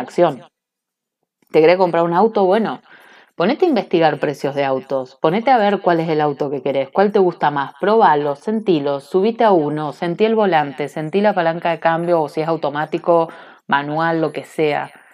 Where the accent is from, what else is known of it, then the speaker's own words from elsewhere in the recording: Cinco Saltos, Río Negro, Argentina; now in Bariloche, Argentina; me crié en un pueblo de brujería, si no buscan cinco saltos brujas, en Google